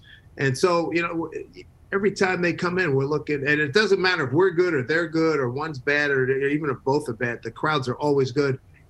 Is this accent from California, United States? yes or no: no; Philadelphia, Pennsylvania, United States; where I'm from, where I'm born and raised in Philly.